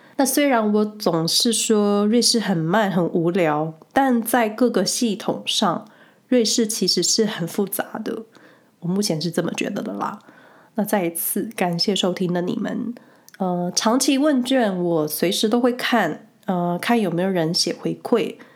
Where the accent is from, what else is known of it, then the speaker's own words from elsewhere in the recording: Hsinchu, Taiwan; moved away as an adult; now in Switzerland; 我老家新竹